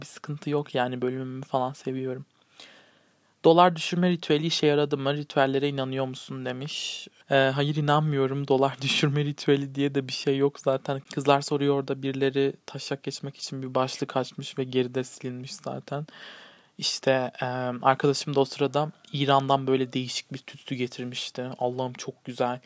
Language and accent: Turkish; Turkey; Türk'üm. Evet yani Yunan bir e, tarafım da var. Annem